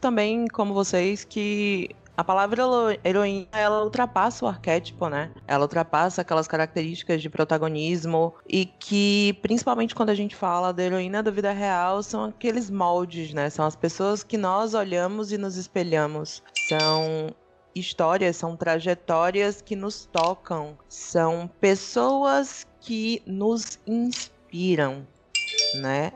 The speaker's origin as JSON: {"language": "Portuguese", "town": "Salvador", "region": "Bahia", "country": "Brazil", "tie": "born or raised there", "said": "eu sou de Salvador, né? Ah, nascida e criada boa parte do tempo aqui"}